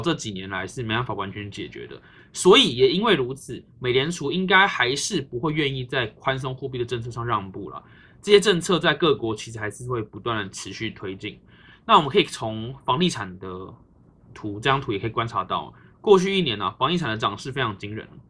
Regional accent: Taiwan; 我们身为台湾人

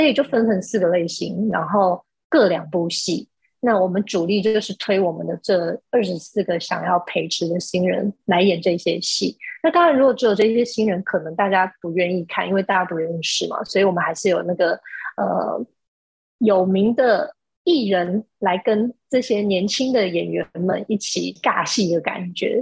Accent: Changhua County, Taiwan; moved away as an adult; now in Taipei, Taiwan; 我是彰化人，然后，呃，我大学的时候来到台北念书，然后就一路住在台北，然后在这个念大学之后，我其实一路就住在台北，所以现在住在台北的时间已经比住在彰化的时间长了

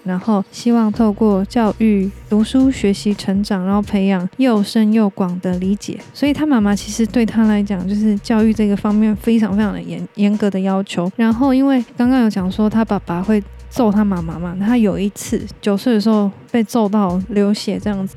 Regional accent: Taiwan; 我们台湾人比较听得懂的字

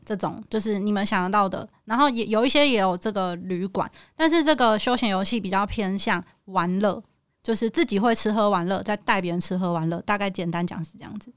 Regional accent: Taipei, Taiwan; 我是台北人，台， 我台语很破

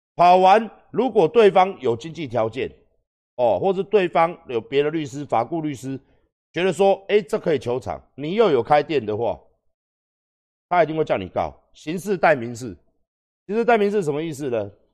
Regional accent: Taiwan; 我们台湾人

